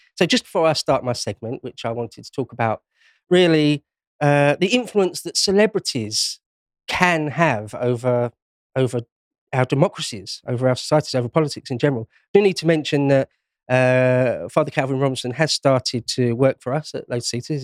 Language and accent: English; London, United Kingdom; I was born and raised in London, well, Greater London.